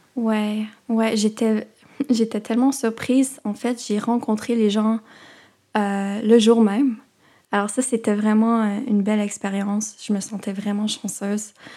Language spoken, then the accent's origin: French; Vancouver, British Columbia, Canada; moved away as an adult; also born or lived in Toronto; j'ai grandi principalement à Vancouver